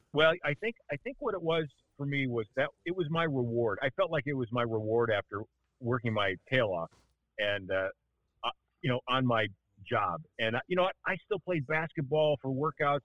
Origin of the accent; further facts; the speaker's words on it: Milwaukee, Wisconsin, United States; moved away; also born or lived in Chicago; I was born in Milwaukee, uh, which is why I'm a uh, uh, undying Lombardi era Bart Starr Packer fan